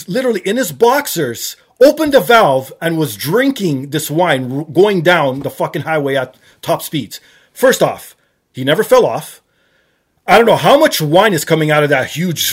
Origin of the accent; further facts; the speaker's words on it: Canada; I'm Canadian